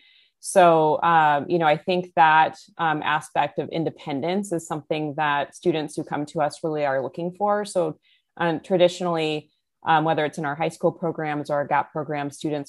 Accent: California, United States; now in Houston, United States; You know, I grew up in the San Francisco Bay Area in California, and now I'm based in Houston.

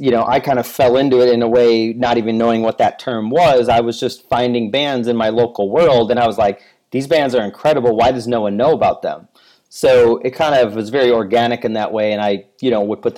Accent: Chicago, Illinois, United States; moved away as an adult; also born or lived in Florida; now in Chicago, United States; I'm born and raised in Chicago

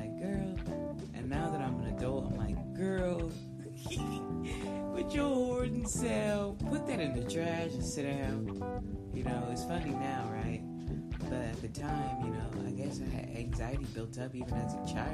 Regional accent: Round Rock, Texas, United States; I grew up in Round Rock, Texas

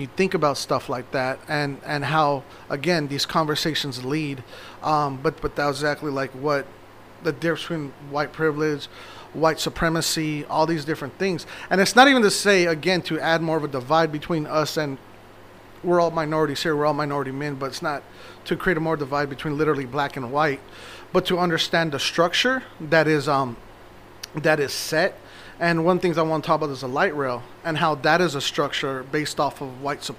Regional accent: Phoenix, Arizona, United States; I'm from South Phoenix. I'm born and raised. I'm third generation.

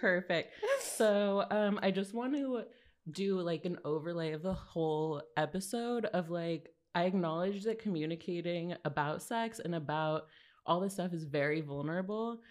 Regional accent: Los Angeles, California, United States; now in New York, United States; I'm from California.

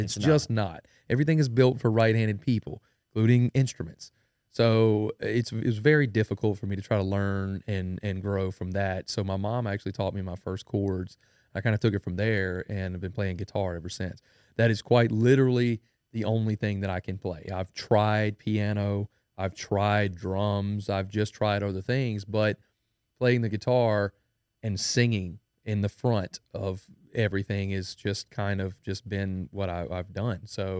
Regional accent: Denham Springs, Louisiana, United States; I am a musician from Denham Springs, Louisiana. That's where I was born and raised.

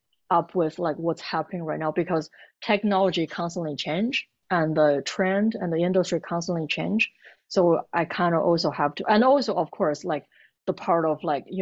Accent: Beijing, China; moved away as an adult; Because I came from Beijing, it's like pretty crowded and busy. And at the time, my husband actually told me, it was like, oh, we're moving to a nice little city.

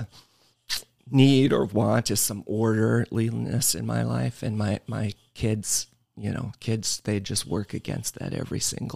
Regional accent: Woodbine, Iowa, United States; now in Oshkosh, United States; The town is Woodbine, Iowa, and it's outside of Council Bluffs, Omaha, Nebraska area, west side of Iowa

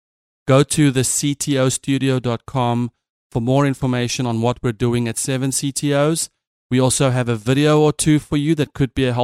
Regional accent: South Africa; As a South African CTO, I had a team of mostly Americans, and we were a young startup.

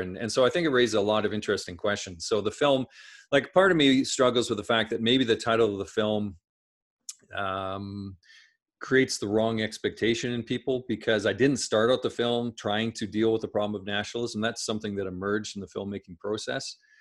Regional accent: Saskatchewan, Canada; I grew up in Saskatchewan Saskatchewan in Canada

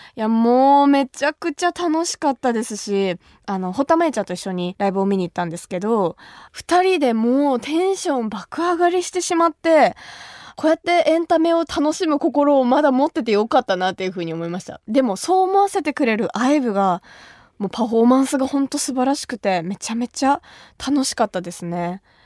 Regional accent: Kumamoto, Japan; moved away as an adult; now in Tokyo, Japan; 私の地元熊本

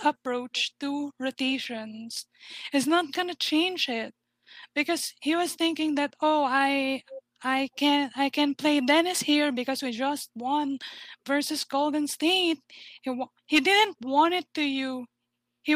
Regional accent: Philippines; I'm from the Philippines

